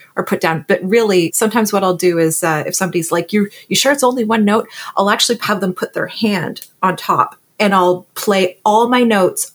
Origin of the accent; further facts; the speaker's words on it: Ottawa, Ontario, Canada; also born or lived in Cleveland / Philadelphia; now in Toronto, Canada; I'm from Ottawa, Ontario, originally, now living in Toronto